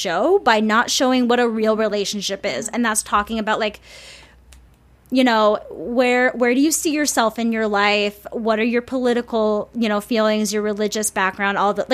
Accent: St. Paul, Minnesota, United States; I'm from Minnesota. I mean, I'm from St. Paul

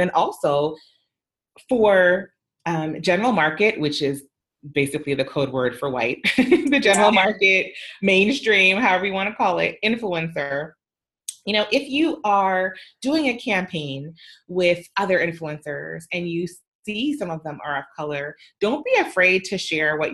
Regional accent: Canada; I'm also Canadian

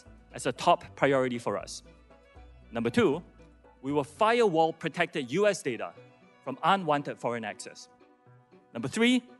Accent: Singapore; first I'm Singaporean.

